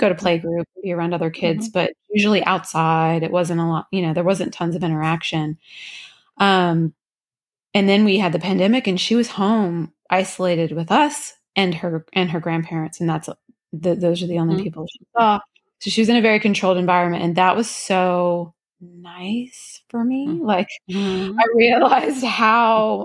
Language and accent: English; Louisiana, United States; moved away; I'm from Louisiana originally.